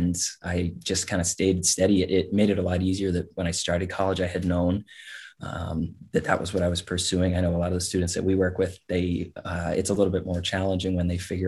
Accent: Salem, New Hampshire, United States; also born or lived in Biddeford, Maine / Manchester, New Hampshire / Belchertown, Massachusetts; I'm originally from Salem, New Hampshire.

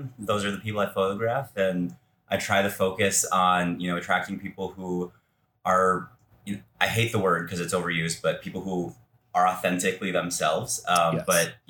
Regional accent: Minnesota, United States; moved away as an adult; also born or lived in Fargo, North Dakota / New York / Seattle; I actually started in the Midwest. So I was born and raised in Minnesota, but I started photography when I was in college, and I was in North Dakota. So Fargo, North Dakota.

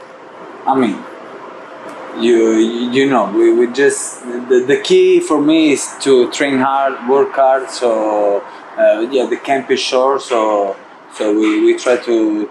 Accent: Italy; it's my hometown

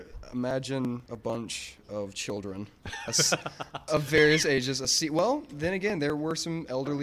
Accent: Baton Rouge, Louisiana, United States; Baton Rouge, Louisiana, yeah.

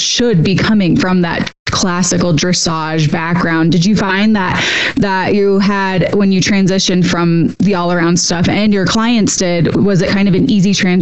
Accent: Illinois, United States; I'm actually from Illinois

